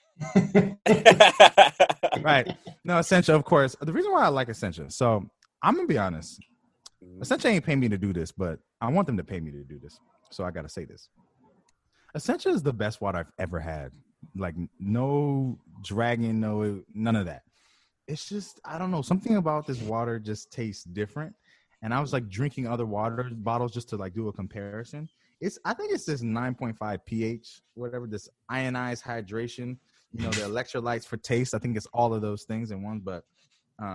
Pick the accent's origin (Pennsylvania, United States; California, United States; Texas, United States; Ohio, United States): California, United States; I'm from California too